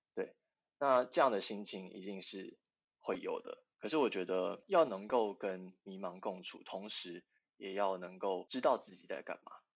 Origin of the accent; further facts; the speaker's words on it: Tainan, Taiwan; moved away; 因为我是住宿生，我是台南人